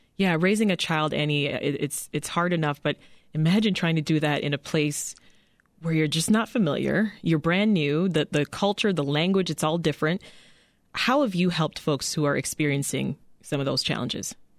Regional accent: Canada; born or raised there; moved away as an adult; now in United States

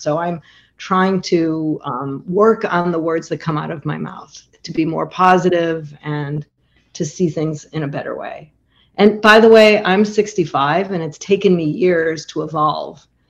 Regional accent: Chicago, Illinois, United States; moved away as an adult; now in Montclair, United States; it's where I raised my family. I'm from Chicago

